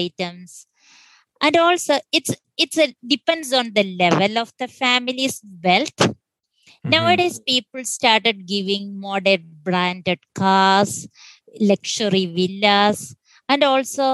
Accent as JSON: {"language": "English", "country": "India", "tie": "born or raised there", "said": "I basically born and raised in India"}